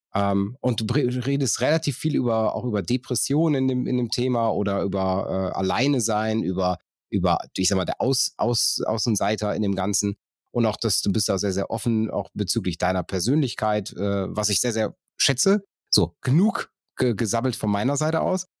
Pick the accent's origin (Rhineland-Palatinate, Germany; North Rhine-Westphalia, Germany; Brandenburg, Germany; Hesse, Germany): North Rhine-Westphalia, Germany; ich komme vom Niederrhein